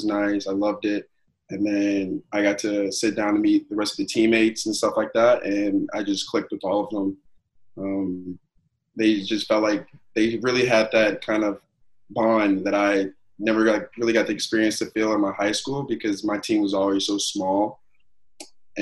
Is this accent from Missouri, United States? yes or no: yes; St. Louis, Missouri, United States; also born or lived in Chicago; Growing up in Missouri is pretty fun. I've lived here my whole life, for the most part